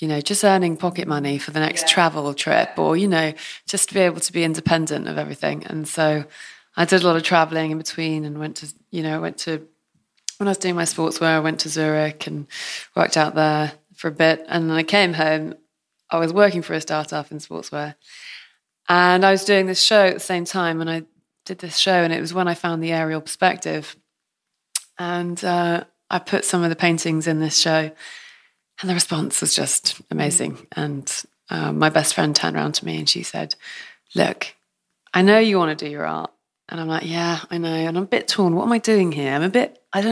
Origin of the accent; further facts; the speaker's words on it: Truro, South West England, United Kingdom; I'm from Cornwall, born in Truro, Trelesk Hospital. And, of course, then went to school in Cornwall.